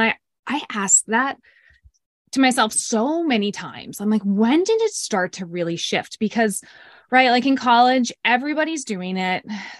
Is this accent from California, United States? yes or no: no; Greenwich, Connecticut, United States; growing up as a kid, I grew up in Greenwich, Connecticut, which is a pretty affluent town. And I had a pretty, you know, sheltered life. Youngest of three girls.